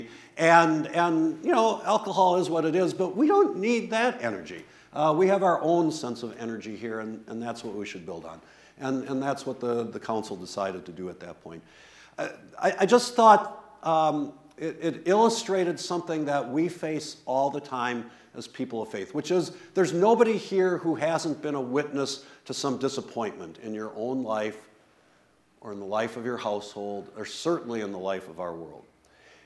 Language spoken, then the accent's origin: English; West Bend, Wisconsin, United States; I grew up in West Bend, Wisconsin, which when I was growing up was like totally German